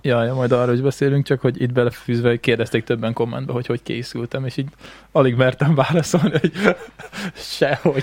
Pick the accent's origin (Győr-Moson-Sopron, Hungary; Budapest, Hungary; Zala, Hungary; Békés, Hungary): Békés, Hungary; Békéscsaba; gyerekkoromban a Békés Csabán